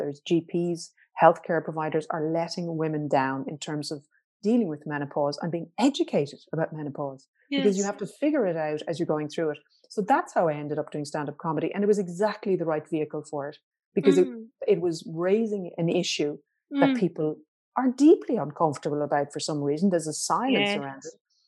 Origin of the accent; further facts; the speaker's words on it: Ireland; as Irish people